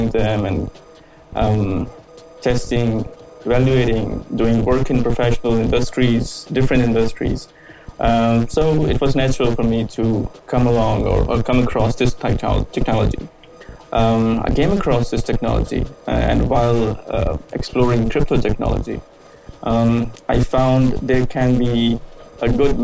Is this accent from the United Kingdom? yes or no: no; India; moved away as an adult; now in New Zealand; I'm from actually from India